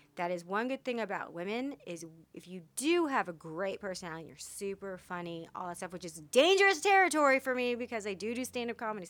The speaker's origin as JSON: {"language": "English", "region": "Texas", "country": "United States", "said": "I'm from Texas."}